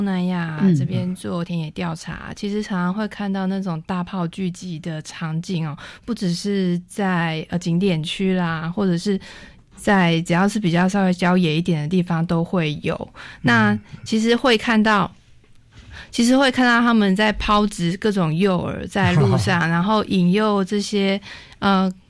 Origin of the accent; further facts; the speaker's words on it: Hong Kong; now in Taiwan; 我是香港来的。